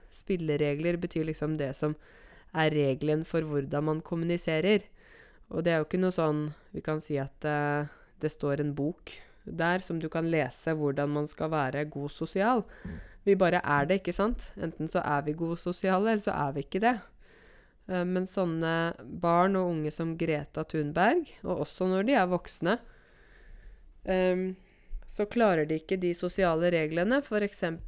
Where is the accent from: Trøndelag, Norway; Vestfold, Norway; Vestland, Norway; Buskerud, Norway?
Buskerud, Norway; Modum; Modum Bad er jo der jeg kommer fra